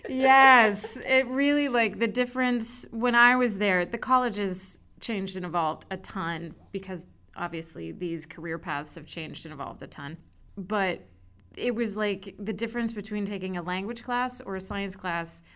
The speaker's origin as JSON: {"language": "English", "area": "Montgomery County", "region": "Maryland", "country": "United States", "tie": "born or raised there", "also_born_or_lived": "Boston", "moved": "as an adult", "said": "I am from Montgomery County, Maryland, right outside Washington, D.C."}